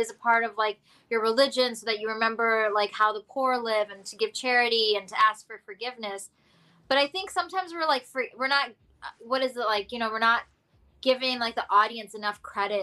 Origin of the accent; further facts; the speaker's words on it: North Carolina, United States; I was raised in North Carolina.